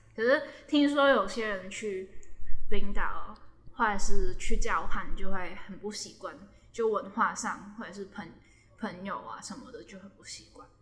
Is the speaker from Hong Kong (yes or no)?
yes; Hong Kong; moved away as an adult; now in Taiwan; 就以前在香港上课都用英文